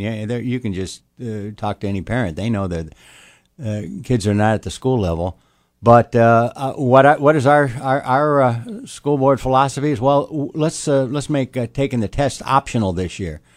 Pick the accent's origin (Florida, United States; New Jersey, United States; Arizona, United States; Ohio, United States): Ohio, United States; Toledo; moved away as an adult; now in Albemarle County, United States; I grew up in Toledo, Ohio